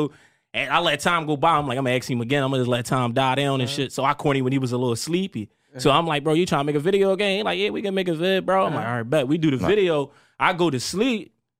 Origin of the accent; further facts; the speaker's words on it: Philadelphia, Pennsylvania, United States; From Philadelphia, you know, born and raised in North Philly area, to be exact.